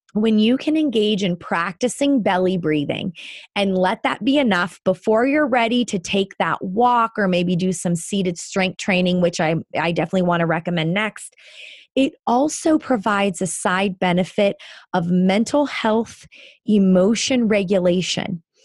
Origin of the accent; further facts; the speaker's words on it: Northeast Ohio, United States; I grew up in Northeast Ohio